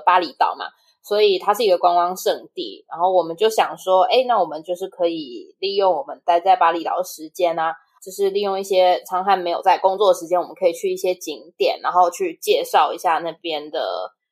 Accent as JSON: {"language": "Chinese", "country": "Indonesia", "tie": "born or raised there", "moved": "as an adult", "lives_now": "Taiwan", "said": "因为小时候在那边长大的嘛，所以对于那嗯。边的语言其实，呃，就是基本的生活对话我是非常 OK 的，就也不会说害怕去讲印尼文"}